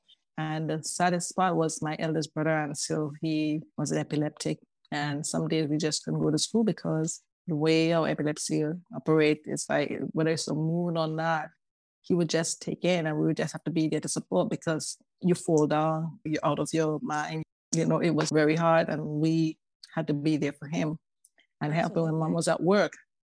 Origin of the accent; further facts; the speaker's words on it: Tobago, Trinidad & Tobago; Well, you know, we Caribbean people, we have to talk about all the treats that go with the Caribbean, the beautiful beaches, the warmth of the island people and all that. For me, I was raised by a single mom.